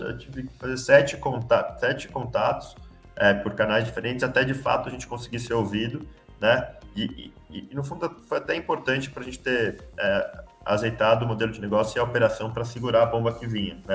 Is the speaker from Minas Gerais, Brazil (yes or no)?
no; São Paulo, Brazil; moved away as an adult; also born or lived in Rio de Janeiro; sou de São Paulo, fui fazer engenharia de produção